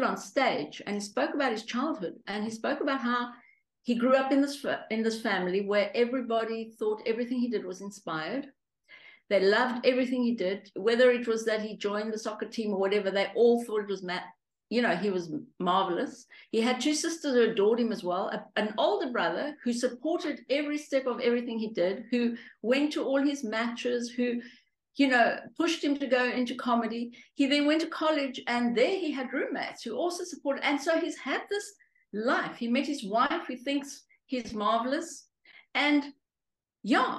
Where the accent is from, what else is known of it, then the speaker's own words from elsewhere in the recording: Johannesburg, Gauteng, South Africa; also born or lived in Romania; I grew up in Hillbrow, which at the time was where all the immigrants were